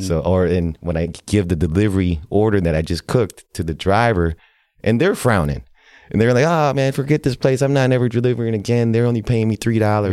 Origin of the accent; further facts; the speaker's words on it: Milwaukee, Wisconsin, United States; also born or lived in Laos; I was growing up in Milwaukee here on the South Side